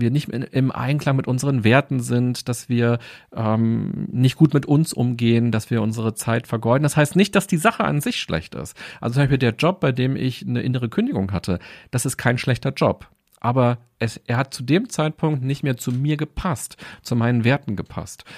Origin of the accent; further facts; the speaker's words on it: Berlin, Germany; Ich bin in Berlin aufgewachsen und war, glaube ich, noch nie länger als zwei Wochen nicht in Berlin